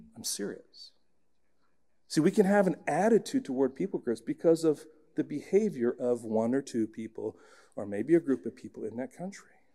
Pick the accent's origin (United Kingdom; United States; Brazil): United Kingdom; England; moved away; When I was growing up in England